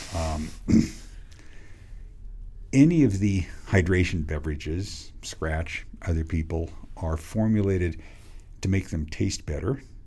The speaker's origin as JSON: {"language": "English", "region": "Western Washington", "country": "United States", "tie": "born or raised there", "said": "When I grew up in Washington State, it gets really hot in Washington State, Western Washington."}